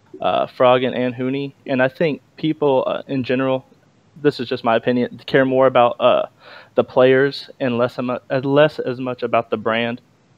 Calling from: Memphis, Tennessee, United States; Memphis, Tennessee.

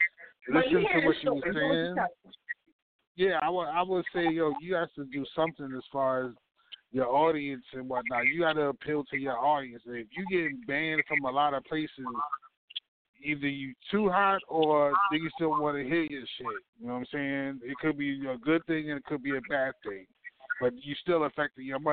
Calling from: Baltimore, Maryland, United States

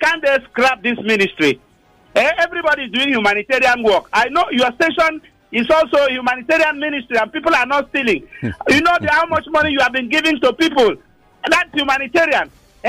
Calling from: Somolu, Lagos, Nigeria; from Somolo.

